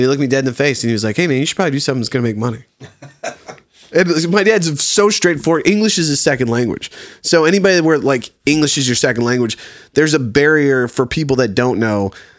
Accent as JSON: {"language": "English", "town": "Colonial Heights", "region": "Virginia", "country": "United States", "tie": "born or raised there", "said": "So a small town in Virginia called Colonial Heights. It's just outside of Richmond, right next to Petersburg, Virginia."}